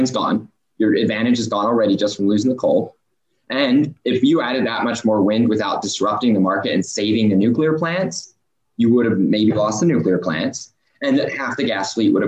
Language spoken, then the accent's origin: English; Oklahoma, United States; I'm from Oklahoma. I'm from Oklahoma State. I've got family in oil and gas